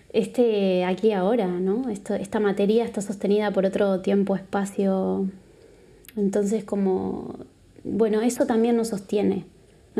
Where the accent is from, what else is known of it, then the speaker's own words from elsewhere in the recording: Uruguay; now in Barcelona, Spain; Soy de Uruguay, vengo de Uruguay. Creo que se me nota mucho